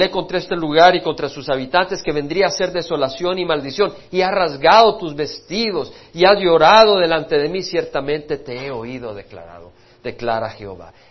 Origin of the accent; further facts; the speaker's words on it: El Salvador; moved away; Nunca se me olvida cuando yo salí de la guerra civil de Salvador, mi hermano también, hemos salido de la guerra civil